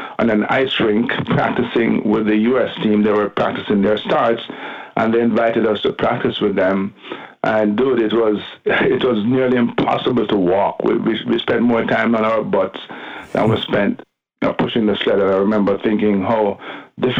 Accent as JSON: {"language": "English", "town": "Kingston", "country": "Jamaica", "tie": "born or raised there", "accent": "Jamaican", "said": "Born and bred in Jamaica, Kingston"}